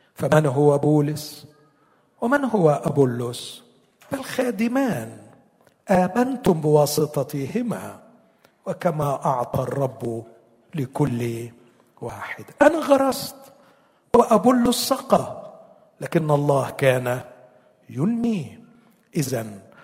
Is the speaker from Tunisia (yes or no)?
no; Egypt; عندنا في مصر